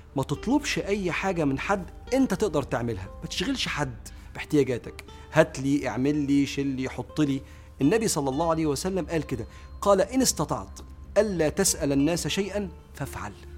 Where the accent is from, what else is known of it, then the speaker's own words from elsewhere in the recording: Egypt; واحنا كمصريين